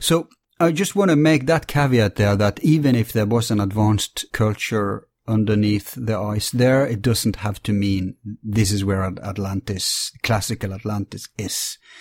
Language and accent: English; Bergen, Vestland, Norway; my hometown, Bergen